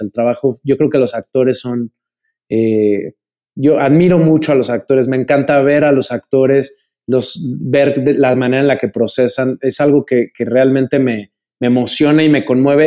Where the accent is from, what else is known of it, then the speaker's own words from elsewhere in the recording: Mexico; soy eh, mexicano